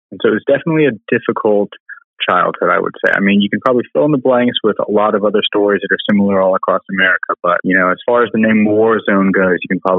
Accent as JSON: {"language": "English", "town": "Albuquerque", "region": "New Mexico", "country": "United States", "tie": "born or raised there", "also_born_or_lived": "Alabama", "moved": "as an adult", "said": "I was born and raised in Albuquerque, New Mexico, and uh, which is kind of a big dichotomy city. So there's a lot of super rich areas and a lot of super poor areas. And I grew up in the super poor area."}